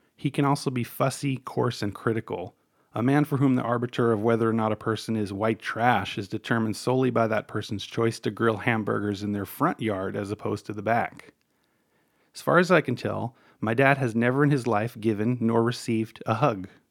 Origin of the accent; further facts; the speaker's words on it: New York City, New York, United States; I was born, like both of my parents, in Brooklyn, New York